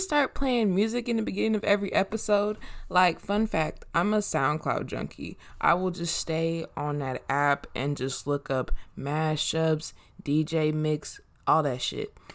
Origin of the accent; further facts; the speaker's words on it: Inglewood, California, United States; also born or lived in Washington and Longwood, Los Angeles / Moreno Valley, California / Bay Area, California; I grew up on Washington and Longwood. Then I moved to Merino Valley. Then I've been in Inglewood since I was eleven.